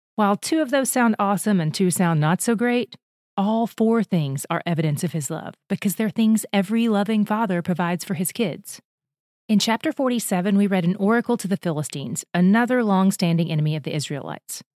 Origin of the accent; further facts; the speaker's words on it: United States; As an American citizen